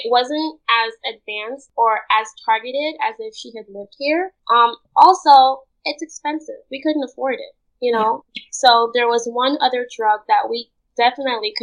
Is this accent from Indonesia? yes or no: no; Linden, Upper Demerara-Berbice, Guyana; moved away; Where I'm from in Guyana, they call it the mining town of Linden